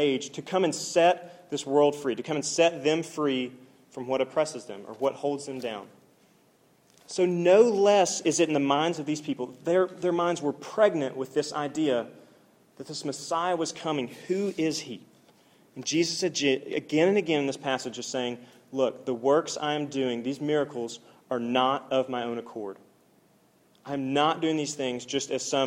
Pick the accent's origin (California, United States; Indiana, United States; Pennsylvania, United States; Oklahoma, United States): Oklahoma, United States; I'm from Oklahoma